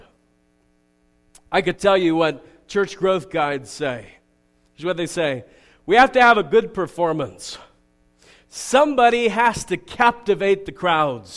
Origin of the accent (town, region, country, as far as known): United States